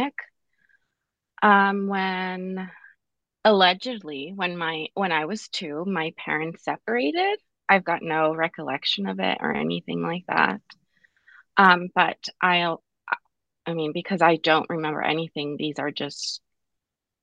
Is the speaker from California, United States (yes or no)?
yes; Pomona, California, United States; I was born in Pomona, California, born and raised in 1991